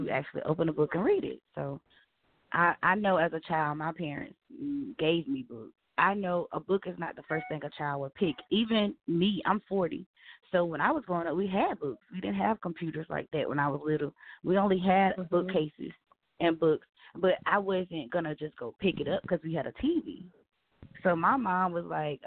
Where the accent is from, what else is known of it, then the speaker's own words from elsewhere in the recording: the South, United States; I'm from the South